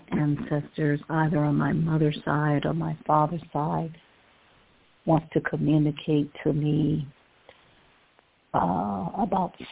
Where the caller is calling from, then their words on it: Cleveland, Ohio, United States; I'm calling from Cleveland, Ohio.